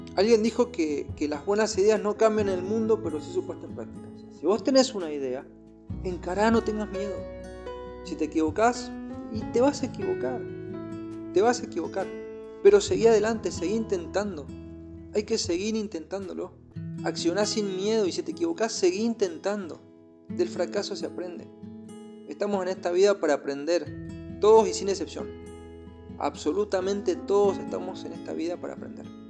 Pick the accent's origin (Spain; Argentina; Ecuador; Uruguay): Argentina; now in Chile; soy de Argentina, pero estoy viviendo en Chile ahora con mi familia